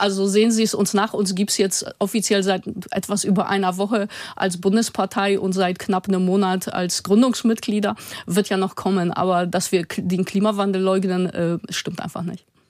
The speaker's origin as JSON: {"language": "German", "area": "Osdorfer Born", "region": "Hamburg", "country": "Germany", "said": "ich komme zum Beispiel selber aus dem Ostdorfer Born, also keinem reichen Stadtteil"}